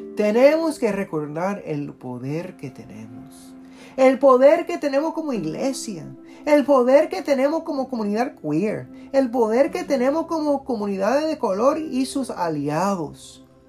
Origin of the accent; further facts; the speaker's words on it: Puerto Rico; now in Washington, D.C., United States; Soy un puertorriqueño y queer y orgulloso de serlo